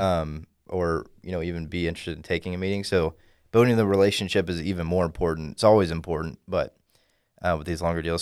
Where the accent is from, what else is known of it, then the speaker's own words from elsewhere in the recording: Dallas, Texas, United States; from the Dallas area, grew up here all my life